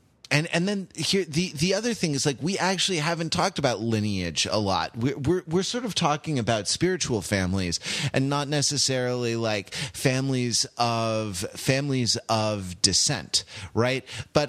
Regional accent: California, United States; I grew up in California, so I was in a new state, dealing with snow for basically the first time in my life

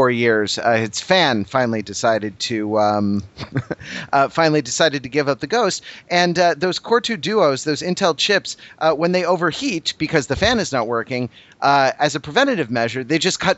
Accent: Los Angeles, California, United States; my hometown and current town of Los Angeles, California

